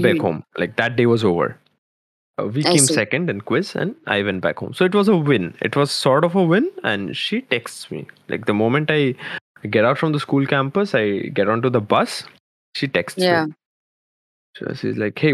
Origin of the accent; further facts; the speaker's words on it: Kolkata, West Bengal, India; I am from Kolkata